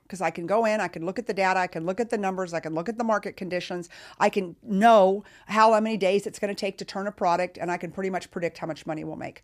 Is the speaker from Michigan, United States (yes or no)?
no; Texas, United States; I'm from Texas